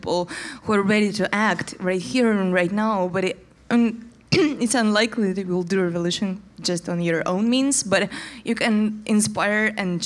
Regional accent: Moscow, Russia; English is a second language; we're from Moscow and work on our stuff in Moscow

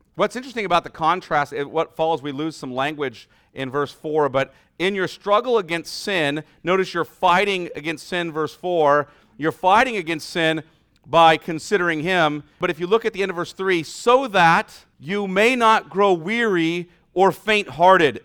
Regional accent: United States; our experience as American Christians

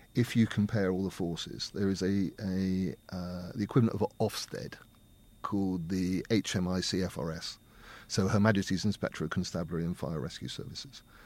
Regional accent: Winton, United Kingdom; I'm from here. I was born and brought up in Winton. I've always lived here, apart from going to university

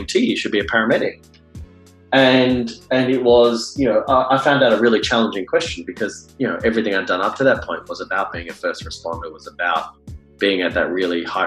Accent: Australia; moved away as an adult; now in San Francisco, United States; I'm not American born and bred. I grew up in Australia and I did all my medical training in Australia

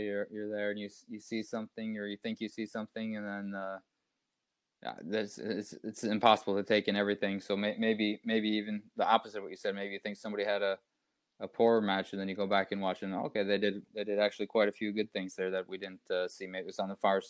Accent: United States; Growing up in the United States

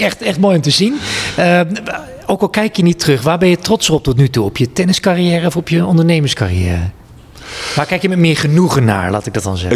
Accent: Twente, Overijssel, Netherlands; Ik, ik ben een jongen uit Twente.

